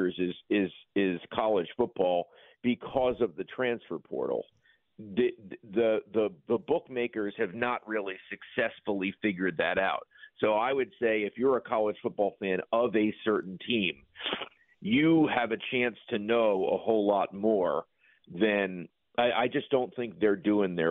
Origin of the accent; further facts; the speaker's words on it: New York, United States; this New Yorker